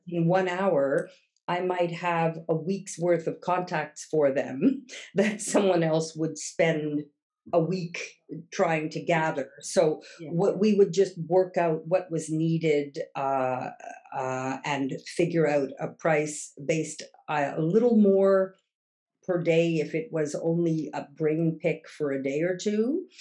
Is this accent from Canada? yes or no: yes; Montreal, Quebec, Canada; first language English; moved away as an adult; also born or lived in Toronto / Kingston; now in Amsterdam, Netherlands; I was born in Montreal and uh, initial university there